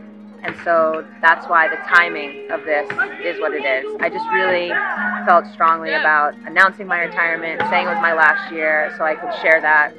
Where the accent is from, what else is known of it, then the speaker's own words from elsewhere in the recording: New York, United States; moved away; all the people in New York who've watched me grown up, so they could come and see me play for the last time in my home state.